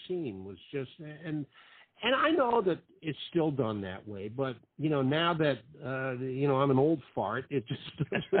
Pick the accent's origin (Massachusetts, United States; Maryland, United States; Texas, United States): Massachusetts, United States; Boston; now in Florida, United States; I grew up in the Boston area, and being a kid back then, back in the late 50s and into the 60s